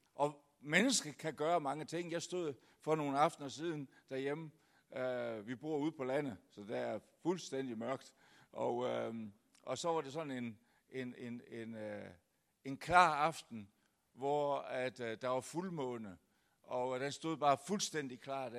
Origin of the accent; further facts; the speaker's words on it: Denmark; kommer jeg så fra det lyse Jylland